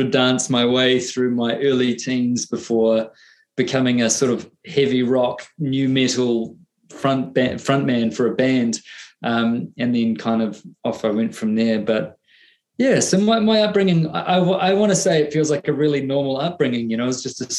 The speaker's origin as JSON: {"language": "English", "region": "Auckland", "country": "New Zealand", "tie": "born or raised there", "said": "I grew up in a beach town in the largest city of New Zealand, in Auckland City"}